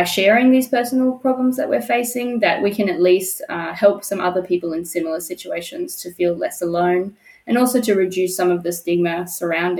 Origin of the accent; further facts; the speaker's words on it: Perth, Western Australia, Australia; moved away as an adult; now in Germany; I'm from Perth, Western Australia.